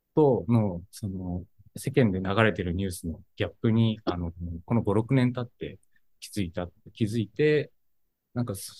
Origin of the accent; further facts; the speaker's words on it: Kuwana, Mie, Japan; now in Tokyo, Japan; 僕が地元が三重県の桑名市ってところで